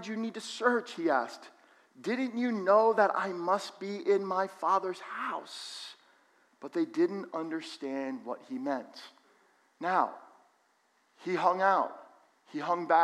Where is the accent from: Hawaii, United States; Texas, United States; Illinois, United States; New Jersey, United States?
New Jersey, United States; Allendale; Growing up in Allendale, I had so many Jewish friends